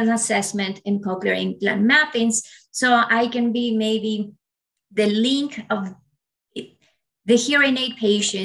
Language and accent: English; Ecuador; first language Spanish; English is a second language; moved away; also born or lived in United States / Australia; I was born and raised in Ecuador. So you can imagine Spanish is my first language